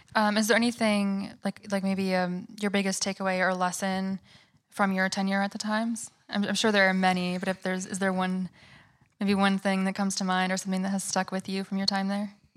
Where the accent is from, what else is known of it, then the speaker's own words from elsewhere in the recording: Michigan, United States; now in New York, United States; We're both from Michigan